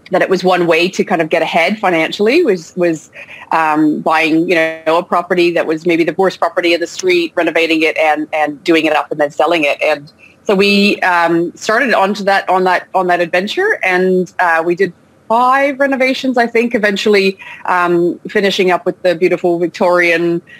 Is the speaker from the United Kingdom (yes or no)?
no; Canada; also born or lived in Australia; now in France; I was born in France. I grew up in Canada, but then I spent the last 17 years in Australia before moving back to France uh, with my family, you know, as a, as, a, as a grown adult.